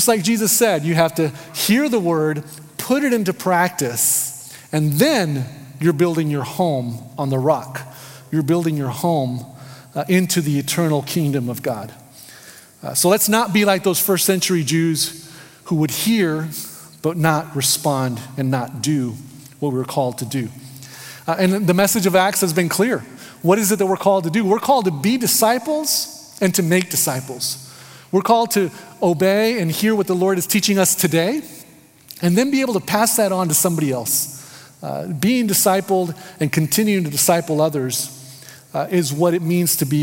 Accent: United States; moved away; I'm an American, kind of in this third place

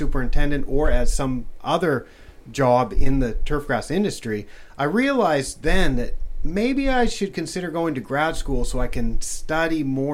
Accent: Western Oregon, United States; moved away as an adult; now in Thailand; I'm from Oregon, and I'm from Western Oregon, where a lot of the grass seed is grown

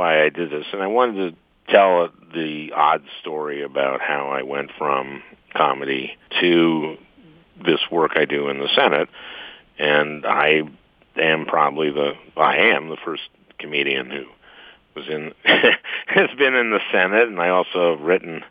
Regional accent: St. Louis Park, Minnesota, United States; I grew up in St. Louis Park, and two-bedroom, one-bath house.

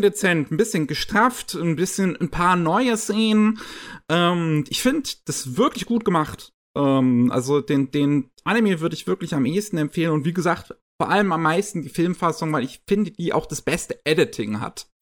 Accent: Germany; bei uns in Deutschland

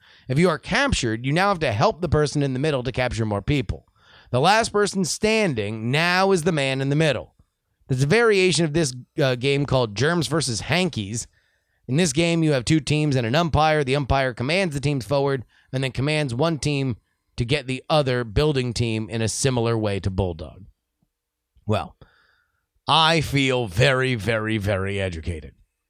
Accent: California, United States; As an elementary school kid growing up in the Bay, we used to play the game butts up occasionally.

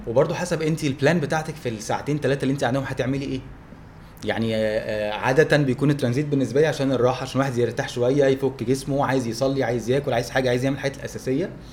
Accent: Egypt; احنا عندنا في مصر في فرق توقيت

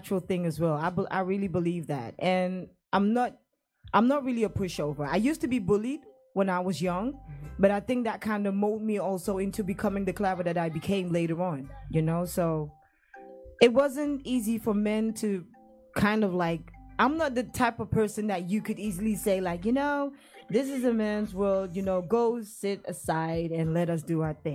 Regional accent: Brong-Ahafo, Ghana; now in Netherlands; I challenged myself to do Dutch, to do Chi, and even Bono, actually, because I'm from the Brungahafa region

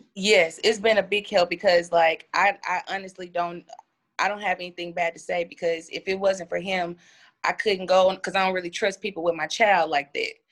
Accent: Pine Bluff, Arkansas, United States; I'm from Pine Bluff, Arkansas.

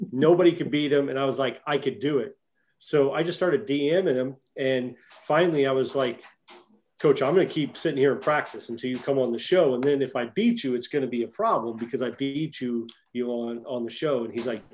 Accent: St. Louis, Missouri, United States; I am a St. Louis native myself. I went to Windsor High School. I was born in St. Mary's Hospital in downtown St. Louis

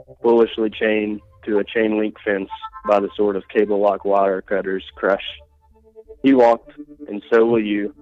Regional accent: Reno, Nevada, United States; I'm from Reno, Nevada.

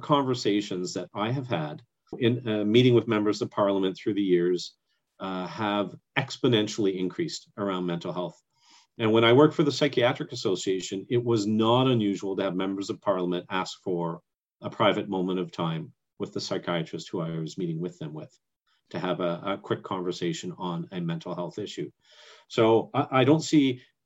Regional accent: Canada; I'm active as a Canadian

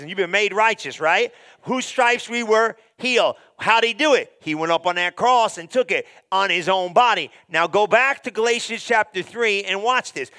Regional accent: Guyana; now in United States; I'm from Guyana, came to America

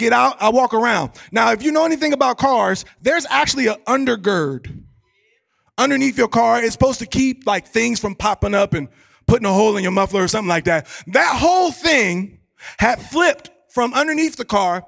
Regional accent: Ohio, United States; I'm from Ohio

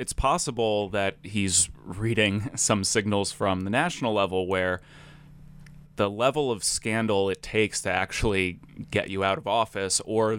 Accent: Providence, Rhode Island, United States; I grew up in Providence, Rhode Island

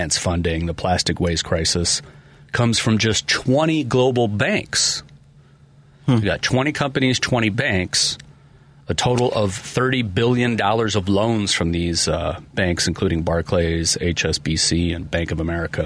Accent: Chicago, Illinois, United States; I live in the city. I'm from Chicago.

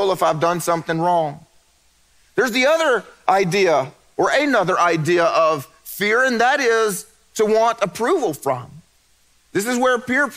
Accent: the Bible Belt, United States; I grew up in the Bible Belt

